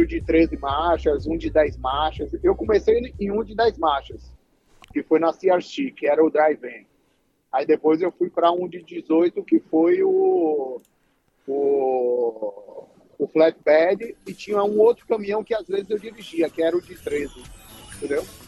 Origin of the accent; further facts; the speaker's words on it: Amargosa, Bahia, Brazil; moved away as an adult; also born or lived in Salvador, Bahia; now in United States; eu nasci em Amargosa, que é uma cidade pequena do interior da Bahia